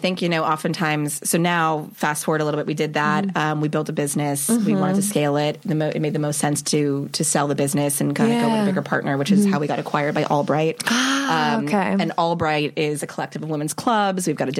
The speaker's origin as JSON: {"language": "English", "town": "Los Angeles", "region": "California", "country": "United States", "tie": "born or raised there", "said": "Los Angeles."}